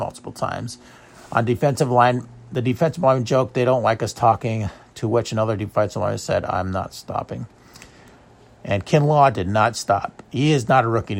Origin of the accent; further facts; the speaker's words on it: United States; as a American